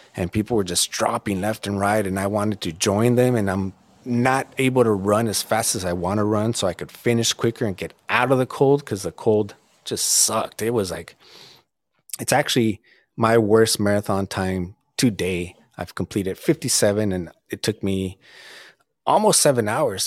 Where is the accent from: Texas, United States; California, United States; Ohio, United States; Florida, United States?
California, United States; Southern; growing up in Southern California and really not traveling much when I was younger